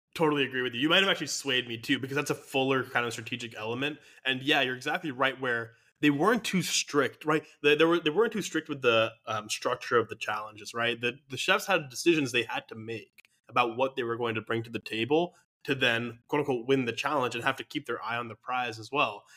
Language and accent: English; United States; as a American viewer